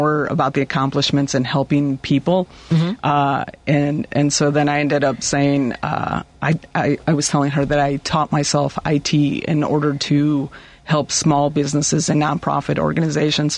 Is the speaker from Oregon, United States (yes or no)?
no; Chicago, Illinois, United States; I grew up here in Chicago, in Little Village, specifically.